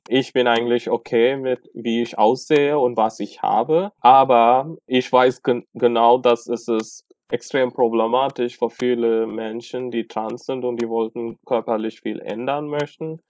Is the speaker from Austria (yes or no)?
no; Tamil Nadu, India; German is a second language; now in Germany; ursprünglich, ich bin aus Tamil Nadu.